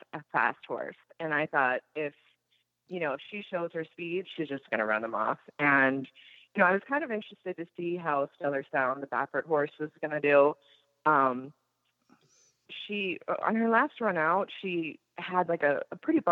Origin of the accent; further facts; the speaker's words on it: Pittsburgh, Pennsylvania, United States; I was born in Pittsburgh. So we went to the Meadows, and I was basically born and raised at the barn.